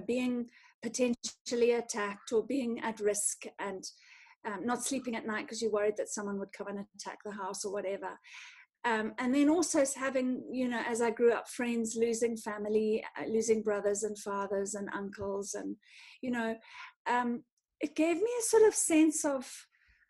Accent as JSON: {"language": "English", "region": "North Harare", "country": "Zimbabwe", "tie": "born or raised there", "said": "I grew up in Zim, in sort of North Harare, in the rural area"}